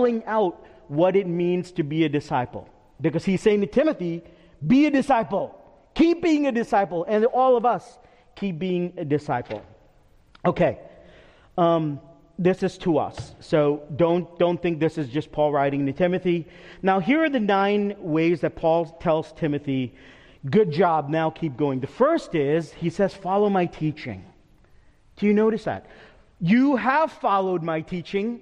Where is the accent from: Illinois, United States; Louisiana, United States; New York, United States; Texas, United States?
New York, United States; moved away; I'm from New York